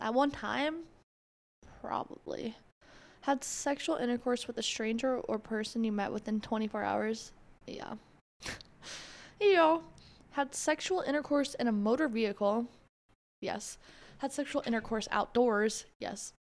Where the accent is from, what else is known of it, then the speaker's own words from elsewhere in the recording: Florida, United States; I'm from Florida